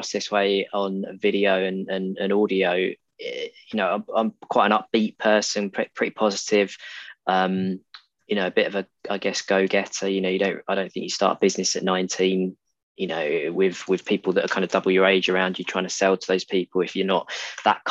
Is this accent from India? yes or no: no; Essex, East of England, United Kingdom; moved away as an adult; now in Exeter, United Kingdom; I grew up in Essex and went to university in Devon, so in Exeter, where I am now. And so I left Essex at the age of about 18, 19